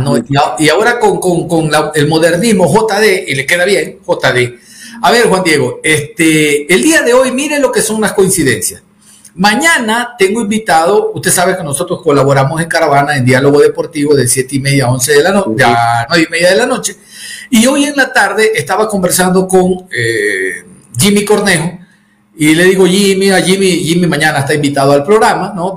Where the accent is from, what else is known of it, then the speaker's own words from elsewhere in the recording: Ecuadorian coast, Ecuador; Yo soy costeño, soy mono